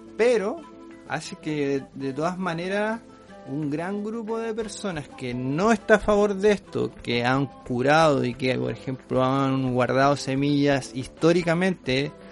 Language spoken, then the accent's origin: Spanish; Chile; nosotros somos chilenos